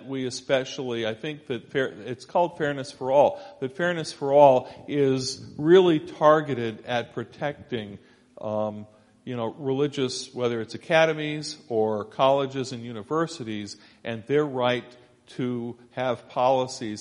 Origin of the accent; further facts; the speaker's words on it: Scarsdale, New York, United States; moved away; I grew up initially in Scarsdale, New York, Westchester County, just north of New York City.